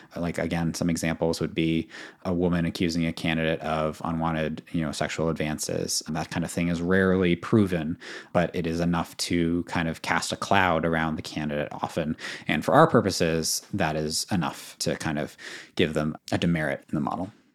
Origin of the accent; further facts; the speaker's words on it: Boston, Massachusetts, United States; as a Bostonian